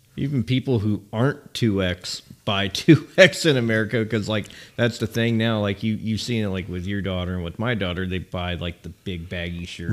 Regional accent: California, United States; moved away; also born or lived in Nashville, Tennessee; as a kid living in California

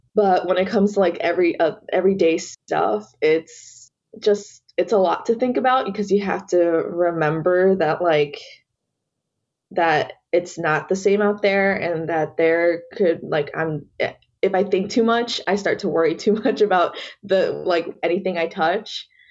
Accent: Atlanta, Georgia, United States; I was born and raised here in Georgia. That's all I know

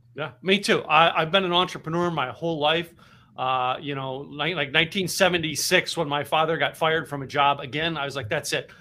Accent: Philadelphia, Pennsylvania, United States; now in Texas, United States; I'm from Philadelphia area. All right, grew up up there

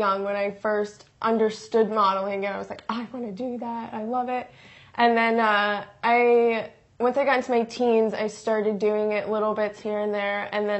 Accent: Vineland, New Jersey, United States; also born or lived in Absecon, New Jersey; I was born in a town like 40 minutes west of there called Vineland, New Jersey, and it's like the farmlands of South Jersey.

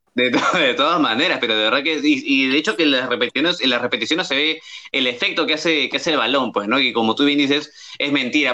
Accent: Lima, Peru; yo no soy de Barranco, soy de Chorrillos

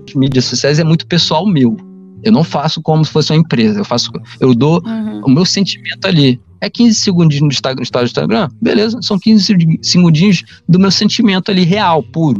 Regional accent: Rio de Janeiro, Brazil; A gente é carioca fluminense

